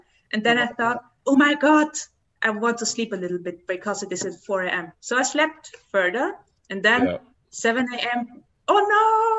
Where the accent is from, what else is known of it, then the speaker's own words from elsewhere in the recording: Graz, Styria, Austria; I'm from Austria. So that means there's Vienna, the capital, and there's the second big capital, which is, nobody knows it, Graz. And there I live.